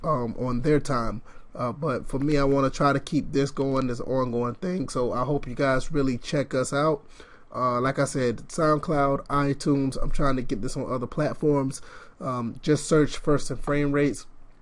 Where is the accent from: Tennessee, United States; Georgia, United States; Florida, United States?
Georgia, United States